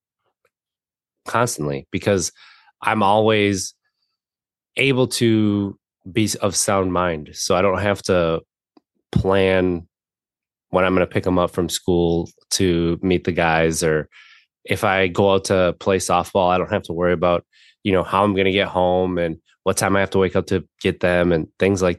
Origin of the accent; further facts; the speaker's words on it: Wisconsin, United States; I grew up in Wisconsin